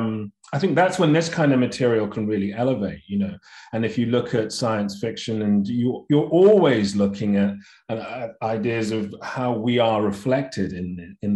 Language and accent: English; London, United Kingdom; I was born and raised in London, family of immigrants to the UK from Nigeria.